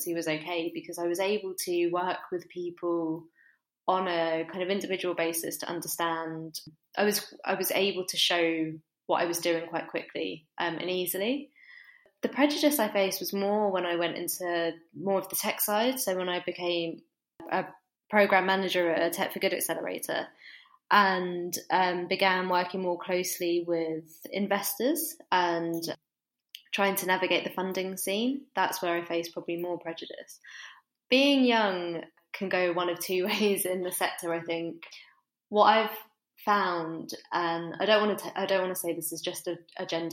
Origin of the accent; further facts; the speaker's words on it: United Kingdom; moved away as an adult; now in Manchester, United Kingdom; I grew up just outside of London and moved up to Manchester for university.